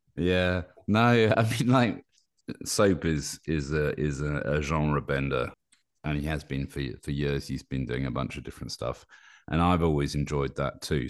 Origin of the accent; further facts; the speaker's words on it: United Kingdom; also born or lived in Paris, France; now in Normandy, France; I'm British, but I live in Paris